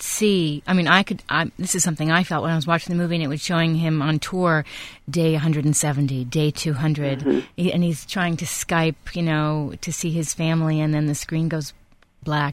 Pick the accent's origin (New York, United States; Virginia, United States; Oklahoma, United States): New York, United States; New York City; I grew up in New York.